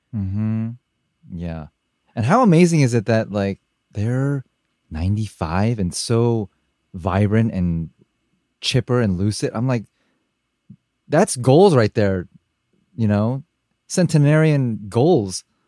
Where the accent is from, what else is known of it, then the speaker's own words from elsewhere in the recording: United States; as a Asian American growing up in America